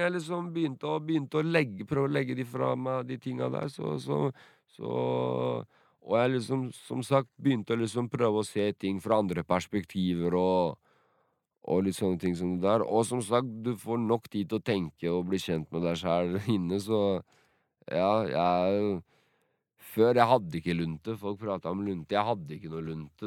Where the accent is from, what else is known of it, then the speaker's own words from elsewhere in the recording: Sandefjord, Vestfold, Norway; also born or lived in Drenica, Kosovo; Jeg vokste opp rundt hele Sandefjord, egentlig. Flytta mye rundt.